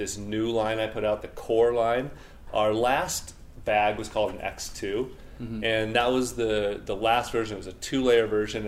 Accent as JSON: {"language": "English", "region": "northern Utah", "country": "United States", "tie": "born or raised there", "also_born_or_lived": "Colorado", "moved": "yes", "lives_now": "Denver, United States", "said": "I'm from Colorado and grew up in northern Utah"}